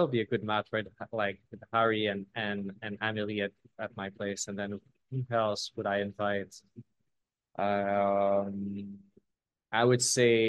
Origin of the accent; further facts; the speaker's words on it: Quebec, Canada; I'm from Quebec